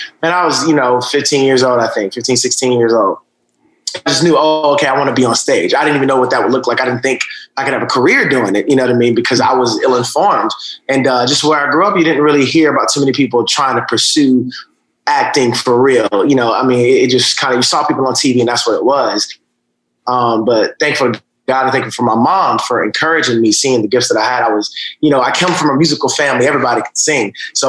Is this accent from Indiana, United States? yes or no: no; Atlanta, Georgia, United States; also born or lived in Augusta; So I'm originally from Georgia, right outside of Atlanta. I was born in Augusta. My mom moved to Atlanta when I think I was about 4. And so that's where I grew up in.